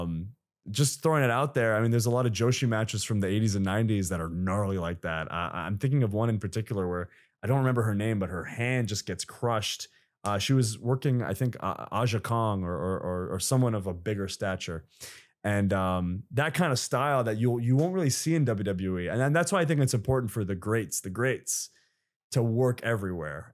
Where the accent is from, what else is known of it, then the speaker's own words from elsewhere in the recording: Saudi Arabia; moved away; I grew up in Saudi Arabia